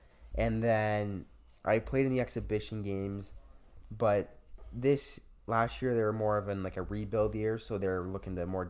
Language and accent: English; Sudbury, Ontario, Canada; Laurentian, my hometown university team